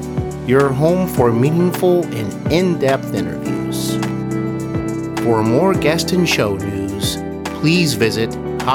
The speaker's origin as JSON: {"language": "English", "town": "Cincinnati", "region": "Ohio", "country": "United States", "tie": "born or raised there", "said": "I'm here in my hometown of Cincinnati, Ohio."}